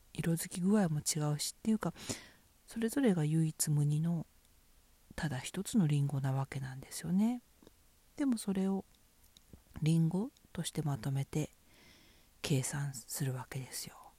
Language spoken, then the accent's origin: Japanese; Fukushima, Japan; 私は福島県出身ですけど